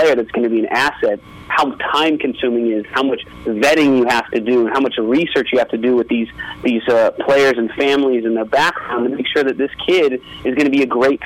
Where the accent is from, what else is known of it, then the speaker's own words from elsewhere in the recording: Las Vegas, Nevada, United States; growing up in Las Vegas, it's a little bit behind the times